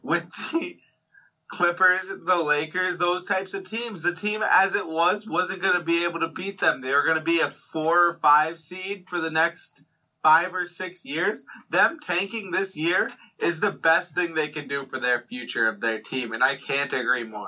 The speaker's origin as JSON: {"language": "English", "country": "United States", "said": "I'm an American"}